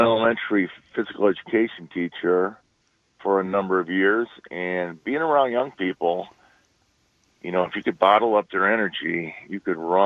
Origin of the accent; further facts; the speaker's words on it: East Troy, Wisconsin, United States; I grew up in East Troy. I've been living here my whole life